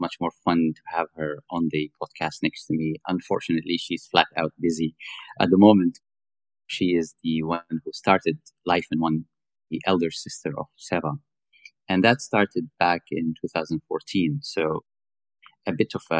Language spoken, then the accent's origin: English; Sharjah, United Arab Emirates; also born or lived in Syria; So I was born in Dubai. I was born in the UAE, actually, in Sharjah. My parents come from Syria.